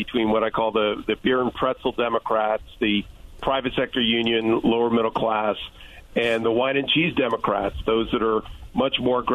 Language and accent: English; California, United States; as a Californian